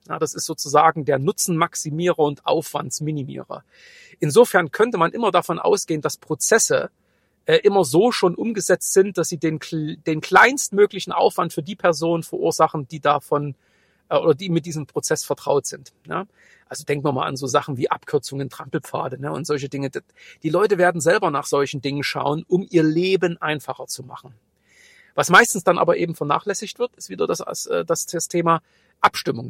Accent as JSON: {"language": "German", "region": "Saxony / East Germany", "country": "Germany", "tie": "born or raised there", "accent": "Saxon", "said": "wie man sicherlich auch aus meinem leicht verschwamm-, äh, verschwommenen, äh, sächsischen Dialekt, äh, raushören kann, Äh, bin ich auch im Osten groß geworden"}